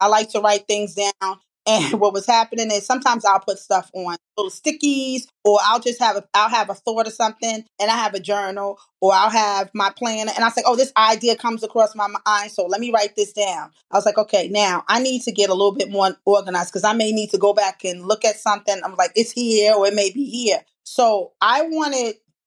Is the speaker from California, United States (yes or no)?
no; New York City, New York, United States; from the Bronx.